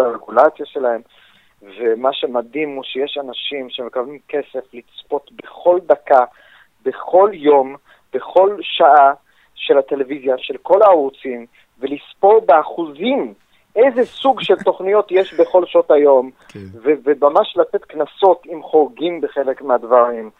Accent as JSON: {"language": "Hebrew", "country": "United States", "tie": "born or raised there", "moved": "yes", "lives_now": "Israel", "said": "כשגדלתי בארצות הברית"}